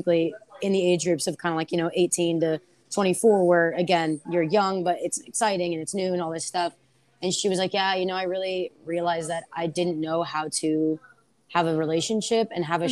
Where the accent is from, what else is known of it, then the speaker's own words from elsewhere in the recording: Bay Area, Northern California, United States; moved away as an adult; also born or lived in San Luis Obispo, California / Washington, District of Columbia, United States; now in San Diego, United States; I am from Northern California, kind of around the Bay Area